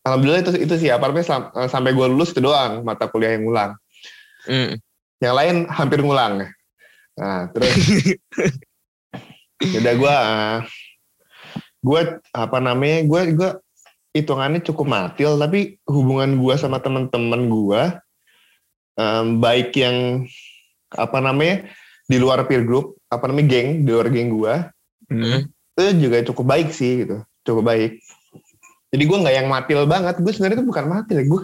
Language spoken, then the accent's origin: Indonesian; Cilegon, Banten, Indonesia; jadi gue itu orang Cilegon gue tinggal di Cilegon